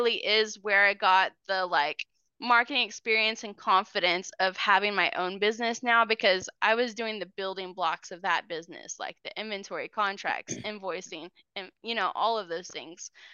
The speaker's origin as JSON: {"language": "English", "region": "Oklahoma", "country": "United States", "tie": "born or raised there", "also_born_or_lived": "Missouri / Moore, Oklahoma / Choctaw, Oklahoma", "said": "we moved from Missouri to Oklahoma. I was like in the third grade"}